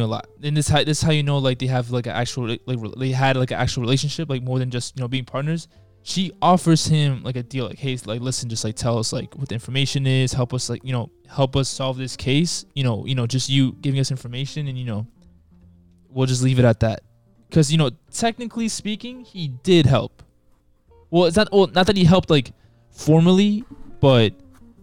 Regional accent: New York City, New York, United States; I'm from Queens

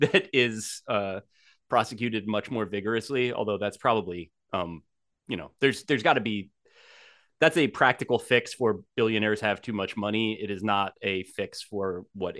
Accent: New Jersey, United States; as I grew up in New Jersey

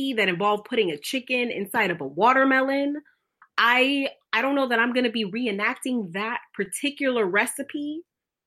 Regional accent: New York City, New York, United States; from El Sur del Bronx

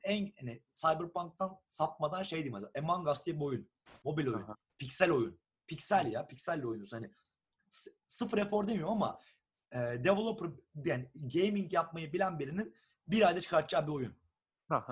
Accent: Turkey; moved away as an adult; now in Estonia; Türküz bir de.

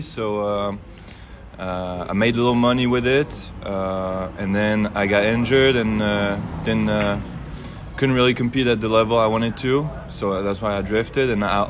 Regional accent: France; born or raised there; moved away as an adult

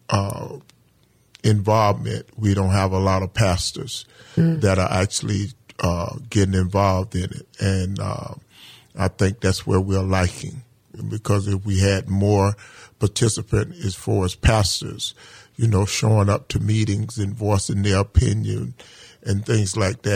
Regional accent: Bunnell, Florida, United States; born or raised there; also born or lived in St. Augustine, Florida

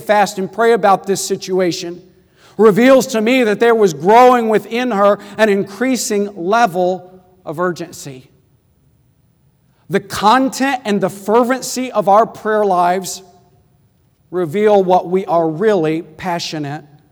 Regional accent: Midland, Texas, United States; I grew up in Midland, Texas, 6 hours away from Fort Worth

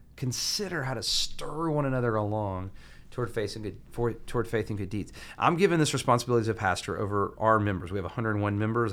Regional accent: Huntsville, Alabama, United States; now in Atlanta, United States; I'm from Huntsville, Alabama

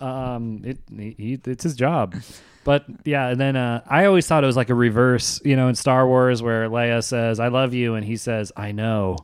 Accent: Virginia, United States; moved away; I grew up in Virginia

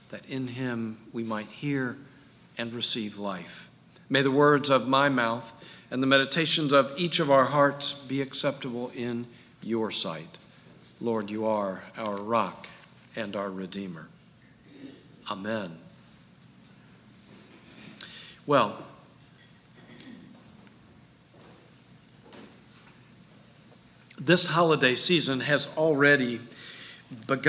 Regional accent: Jacksonville, Florida, United States; moved away; still living in the house I grew up in Jacksonville

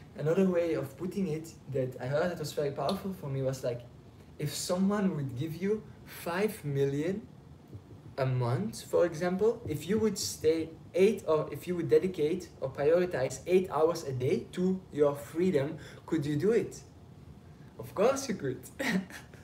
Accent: Belgium; now in Passy, France; I'm from Belgium

